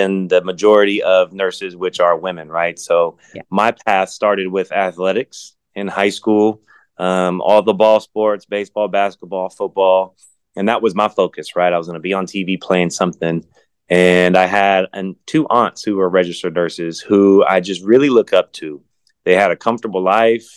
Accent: Central Valley of California, United States; Growing up in the Central Valley of California

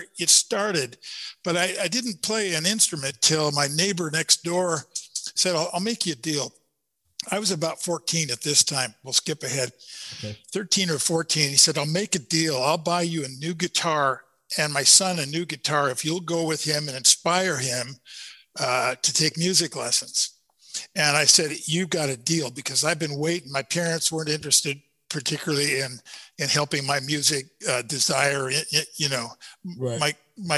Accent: Seattle, Washington, United States; now in Sequim, United States; I'm from Seattle

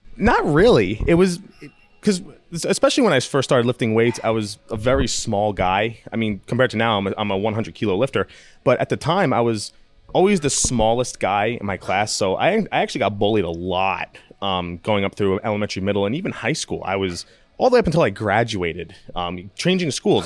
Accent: New York, United States; born or raised there

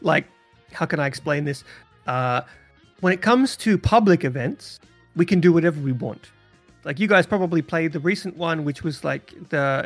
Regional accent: Australia; moved away; I haven't been back to the home country in a very long time, but that's where I was born and raised

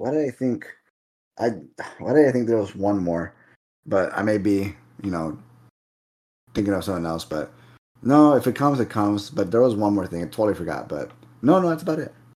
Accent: Rio Grande Valley, South Texas, United States; we're from the Valley, again, South Texas

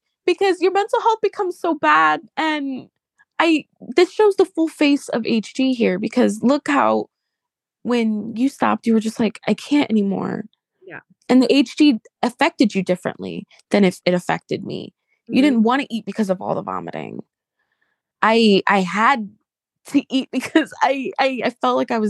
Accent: New Jersey, United States; also born or lived in New York City, New York; I grew up in New York City and in New Jersey

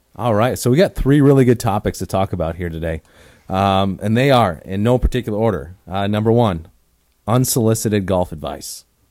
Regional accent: Oconomowoc, Wisconsin, United States; now in Arizona, United States; growing up in Wisconsin, if I wanted to hit balls in the wintertime, I'd have to drive thirty minutes into Milwaukee from Oconomowoc

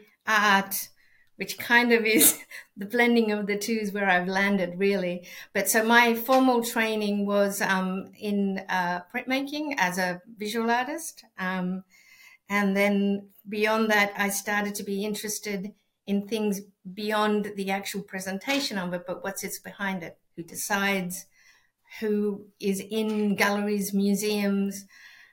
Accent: Santiago, Santiago Metropolitan Region, Chile; first language Spanish; English is a second language; now in Melbourne, Australia; I'm from Chile, from Santiago, and I think I've always grown up with arts being part of day-to-day life.

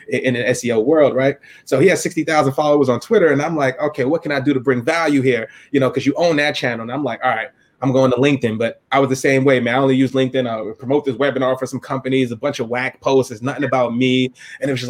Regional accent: New York City, New York, United States; from the Bronx.

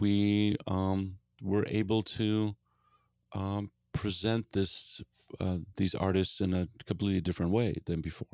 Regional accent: Gdansk, Pomeranian Voivodeship, Poland; now in Seattle, United States; I grew up in Poland

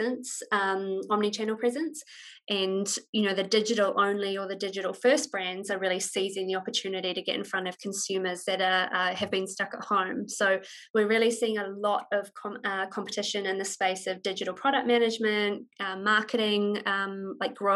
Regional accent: New Zealand; moved away as an adult; I'm a Kiwi

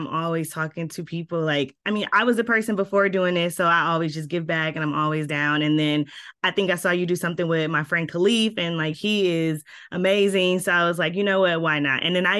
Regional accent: Milwaukee, Wisconsin, United States; I'm originally from Milwaukee. I went to Riverside

